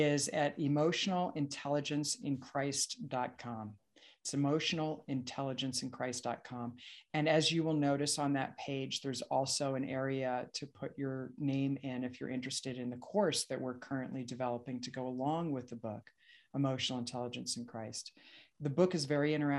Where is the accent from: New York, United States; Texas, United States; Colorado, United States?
New York, United States; Long Island; I grew up in Long Island